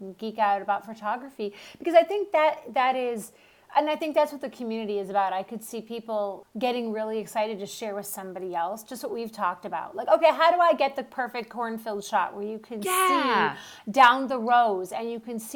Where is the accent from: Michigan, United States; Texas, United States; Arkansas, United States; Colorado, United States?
Michigan, United States; Detroit; I grew up in Detroit